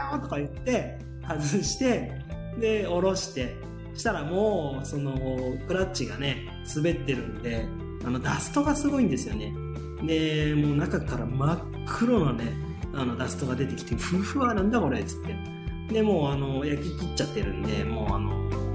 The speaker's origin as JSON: {"language": "Japanese", "region": "Shizuoka", "country": "Japan", "tie": "born or raised there", "said": "静岡市の清水区出身なんですけどね、えーとまあ、大学まで清水におりました"}